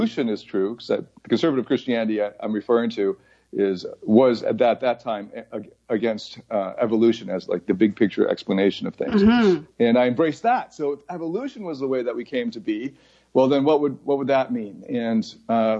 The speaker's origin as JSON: {"language": "English", "town": "Mississauga", "region": "Ontario", "country": "Canada", "tie": "born or raised there", "also_born_or_lived": "Taiwan / United States / Scarborough / Toronto", "moved": "as an adult", "lives_now": "Bangkok, Thailand", "said": "I was born in Taiwan, and then at around 4 years old, we immigrated to the States, and then I think about 4 years later or so, we moved to Toronto. And then we bounced around like Scarborough to Mississauga, back to Scarborough, ended up in Mississauga, and then stayed there for basically 20 years"}